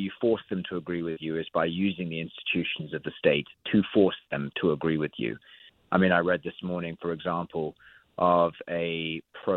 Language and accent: English; United Kingdom; I obviously say this as a Brit